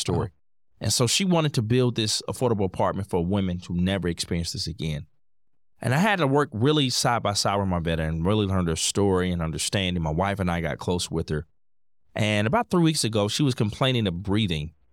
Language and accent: English; Indianapolis, Indiana, United States; I'm born and raised in Indianapolis, Indiana